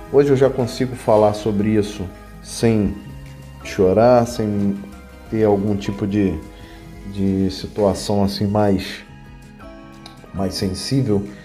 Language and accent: Portuguese; Rio de Janeiro, Brazil; also born or lived in Curitiba; eu que sou natural do Rio de Janeiro